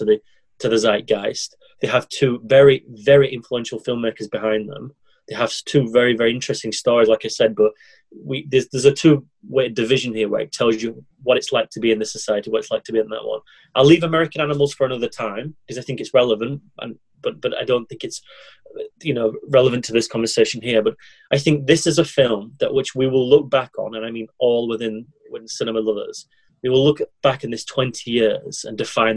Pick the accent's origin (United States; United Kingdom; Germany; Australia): United Kingdom; England; As an Englishman in another foreign country